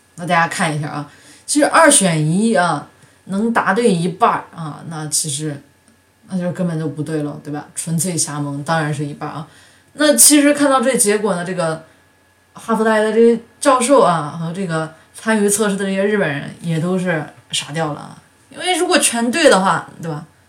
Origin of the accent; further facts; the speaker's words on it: China; 对于我们中国人来说